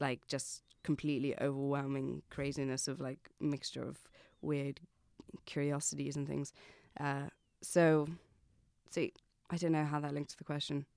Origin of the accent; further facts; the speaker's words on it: Saffron Walden, East of England, United Kingdom; moved away as an adult; also born or lived in Pittsburgh, United States / London, United Kingdom; now in Dublin, Ireland; I grew up in America, so I was born in Pittsburgh. My mum's American, and I lived there till I was nine years old. And then I moved to England